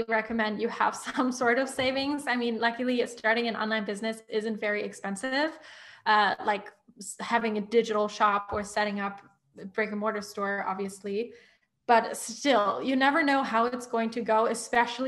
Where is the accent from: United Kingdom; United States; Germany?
Germany; moved away; I'm originally from Germany.